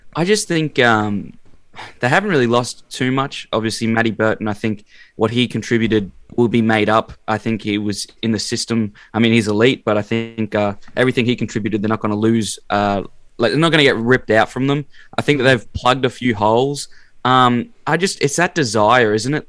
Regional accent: Brisbane, Queensland, Australia; I'm from Brizzy

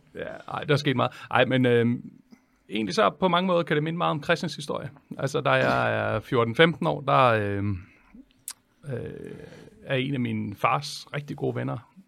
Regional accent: Holbæk, Zealand, Denmark; jeg er jo fra Holbæk

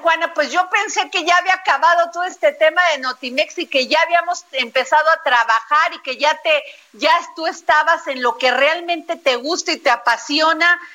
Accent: Veracruz, Mexico; mi pueblo, Veracruz

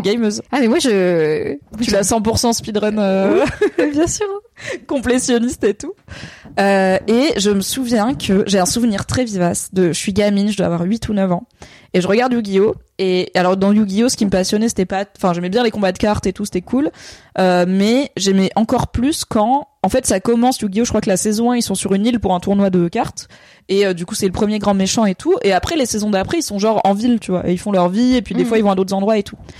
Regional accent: Valence, Auvergne-Rhône-Alpes, France; j'ai grandi à Valence dans la Drôme

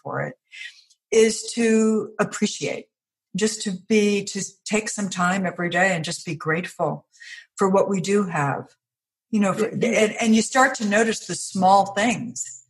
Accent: New York, United States; also born or lived in Chicago / Washington, D.C.; now in Virginia, United States; I live in Virginia now. I grew up in New York, and then I lived in Chicago and then Washington, D.C.

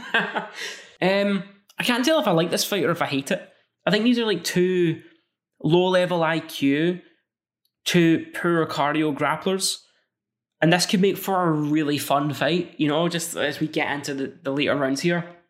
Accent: Scotland, United Kingdom; I'm Scottish

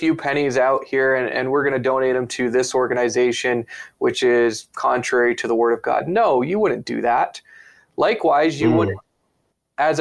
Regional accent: United States; now in Canada; I'm an American

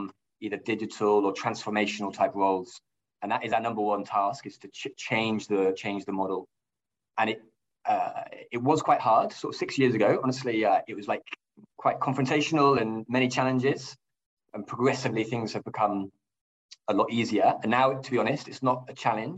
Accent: England, United Kingdom; moved away as an adult; now in Nordic countries; I am indeed English and British. And I came from L'Oréal in the UK

